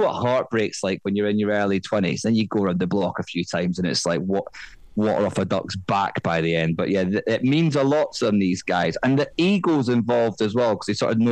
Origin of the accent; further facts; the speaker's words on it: Scotland, United Kingdom; I'm from Scotland